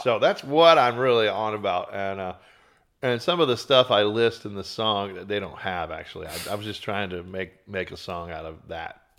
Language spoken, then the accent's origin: English; Beaumont, Texas, United States; now in Austin, United States; East Texas towns, like Beaumont, my hometown